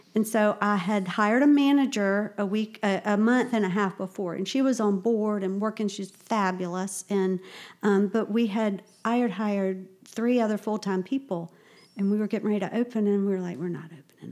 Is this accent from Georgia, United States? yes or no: yes; Augusta, Georgia, United States; moved away as an adult; now in Charleston, United States; I'm from Augusta